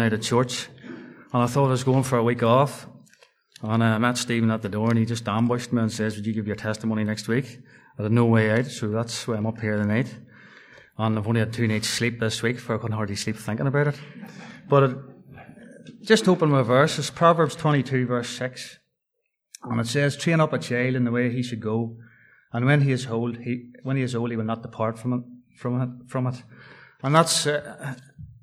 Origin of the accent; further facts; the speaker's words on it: Dungannon, Northern Ireland, United Kingdom; also born or lived in Tamnamore; I was born in September 1978 up at Dungannon Hospital.